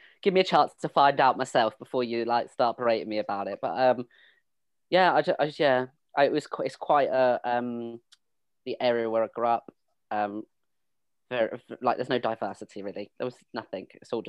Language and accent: English; Suffolk, East of England, United Kingdom; accent: a bit of a weird accent; I grew up in Suffolk in the countryside, on the border to Essex. So that's why I have a bit of a weird accent.